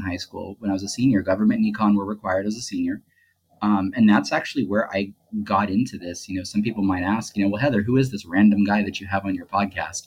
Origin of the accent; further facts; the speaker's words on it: Southern California, United States; growing up in Southern California